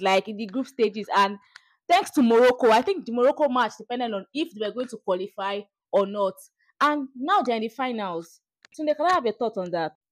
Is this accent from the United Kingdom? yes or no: no; Nigeria; my beloved country